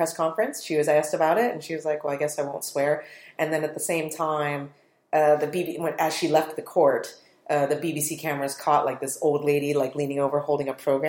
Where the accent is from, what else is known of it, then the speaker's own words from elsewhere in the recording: United States; as an American